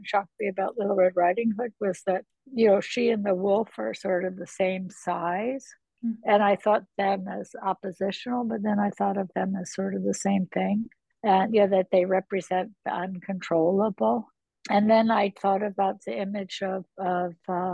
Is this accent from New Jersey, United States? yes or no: yes; New Jersey, United States; I'm from New Jersey